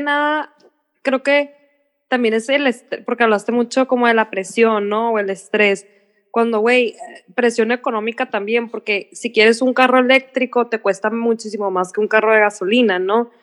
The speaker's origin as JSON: {"language": "Spanish", "country": "Mexico", "said": "yo en Estados Unidos no llego a un lugar y digo, ay, todo el mundo es blanco y yo soy mexicana"}